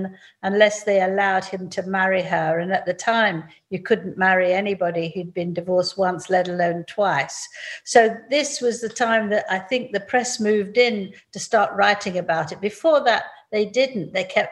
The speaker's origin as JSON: {"language": "English", "country": "United Kingdom", "said": "we as British people"}